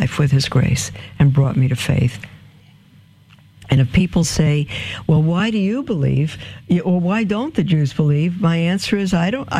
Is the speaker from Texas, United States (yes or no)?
no; New York City, New York, United States; moved away; also born or lived in Canada; growing up in Brooklyn as in my Jewish family